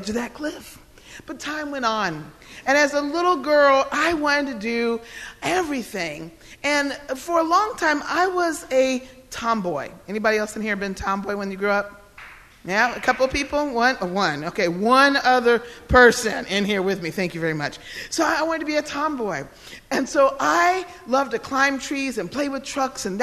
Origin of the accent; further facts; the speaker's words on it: Odenton, Maryland, United States; he came to the hospital with my mother in Odenton, Maryland